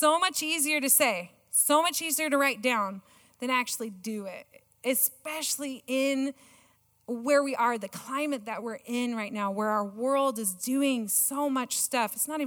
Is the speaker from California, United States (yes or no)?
yes; California, United States; moved away; I am a Californian